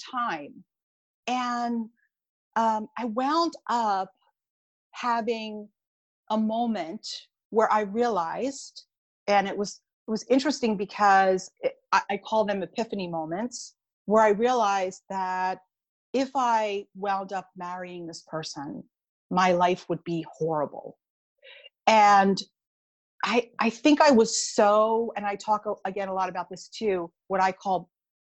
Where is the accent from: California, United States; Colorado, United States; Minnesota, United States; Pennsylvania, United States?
Pennsylvania, United States; Philadelphia; also born or lived in Bucks County, Pennsylvania; I am from the Philadelphia area. So right now I live in an area called Bucks County